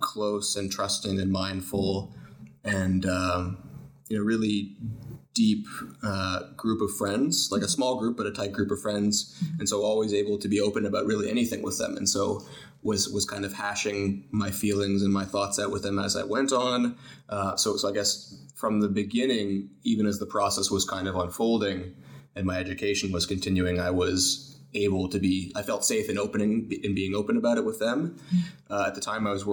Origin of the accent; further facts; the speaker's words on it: United States; moved away as an adult; now in Canada; We grew up in the States